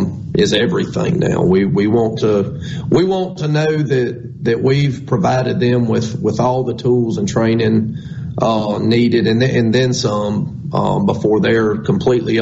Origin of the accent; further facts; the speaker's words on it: Scott County, Mississippi, United States; I'm from Scott County